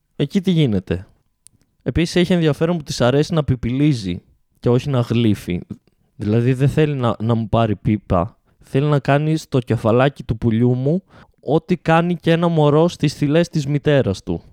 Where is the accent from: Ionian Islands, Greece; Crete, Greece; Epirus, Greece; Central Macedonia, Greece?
Epirus, Greece; Ioannina; Είμαστε οι παράνοιες από τα Γιάννενα, ε, στα Γιάννενα, επί των Ιωαννίνων